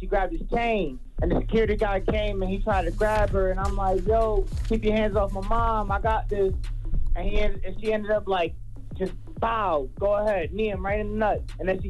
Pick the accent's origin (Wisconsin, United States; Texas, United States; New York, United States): New York, United States; Rochester; I'm from Rochester, New York.